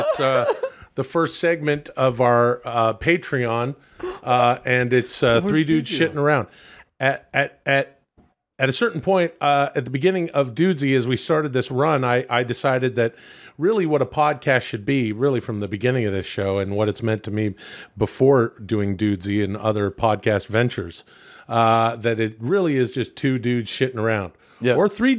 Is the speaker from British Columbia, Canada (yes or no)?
yes; Vancouver, British Columbia, Canada; I grew up in Canada, and it doesn't get super cold on the west coast of Canada.